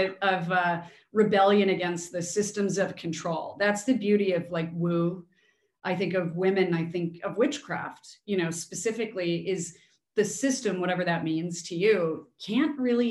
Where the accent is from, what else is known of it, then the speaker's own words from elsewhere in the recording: Chicago, Illinois, United States; growing up in Chicago